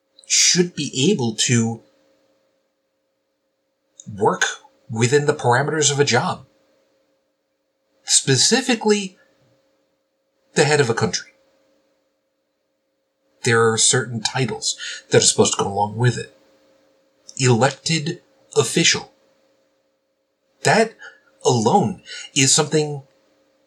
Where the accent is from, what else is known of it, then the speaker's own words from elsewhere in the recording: New York City, New York, United States; moved away; I'm originally from Brooklyn.